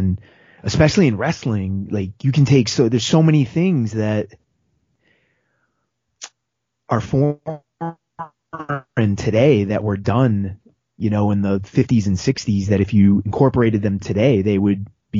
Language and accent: English; Northeast, United States; growing up in the Northeast